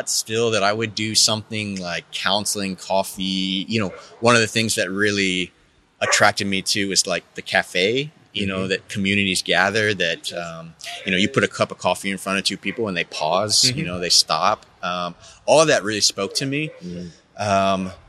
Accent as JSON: {"language": "English", "region": "Texas", "country": "United States", "tie": "born or raised there", "said": "I grew up in Texas"}